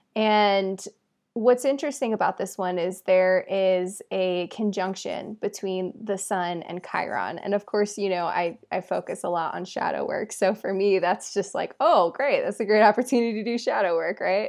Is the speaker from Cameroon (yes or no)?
no; England, United Kingdom; my family is from England and I was born in England